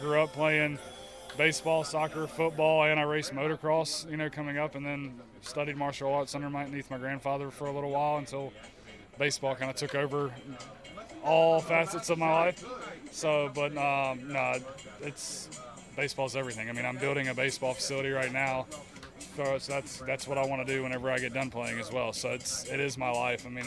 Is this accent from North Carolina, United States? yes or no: yes; Bridgeton, North Carolina, United States; also born or lived in New Bern, North Carolina / Raleigh, North Carolina; I grew up in New Bern, North Carolina. Well, actually, Bridgeton, North Carolina.